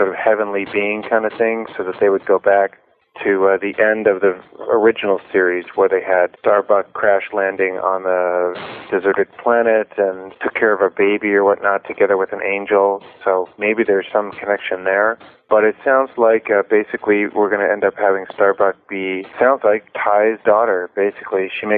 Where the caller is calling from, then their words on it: Salt Spring Island, British Columbia, Canada; I'm calling up from Salt Spring Island in British Columbia.